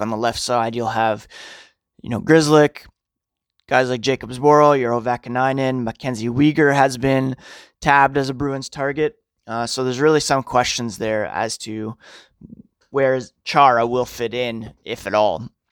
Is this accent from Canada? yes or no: yes; Ottawa, Ontario, Canada; also born or lived in Toronto / Manitoba / Scotland; now in Guelph, Canada; growing up in Ottawa